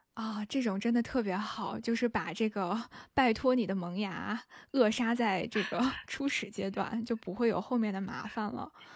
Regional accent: northern China, China; 我是北方人

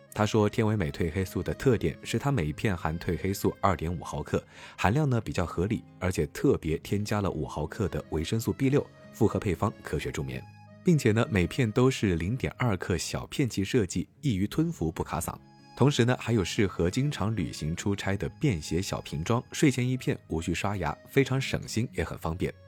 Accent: South China, China; 当看到这白雪皑皑的场景，作为南方人的…还是会激动不已。

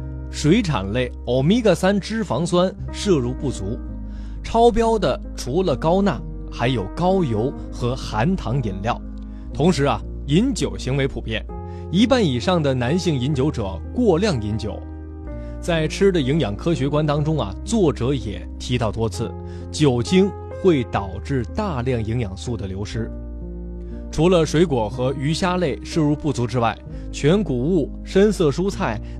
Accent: China; 为了让各位呢更加了解我们中国人自己的健康状况，

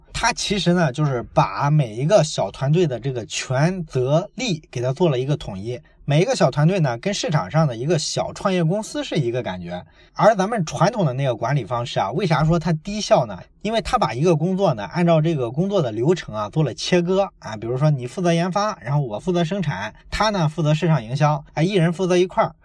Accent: Shandong, China; 在我的老家山东啊，我们有一个非常著名的企业，大伙儿都知道叫做海尔

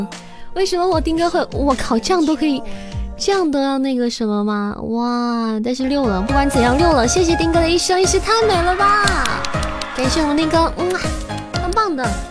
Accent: Hunan, China; 听那个拐调，听那个嗯，我湖南人啊，就听这

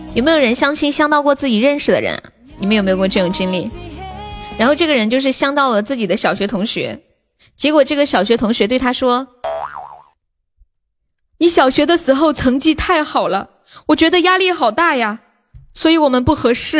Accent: Sichuan, China; 我们四川人

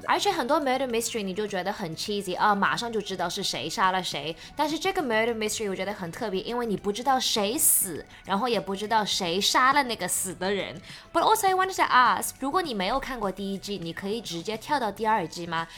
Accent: China; 我们是中国人

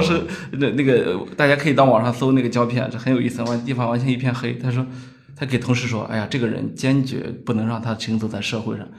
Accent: China; 我们中国人

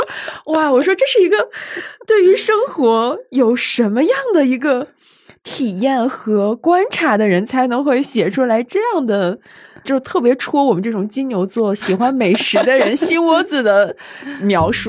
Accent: Northeast China, China; 作为一个东北人，你从小你的冬天其实是，就是和雪相伴一起成长起来。

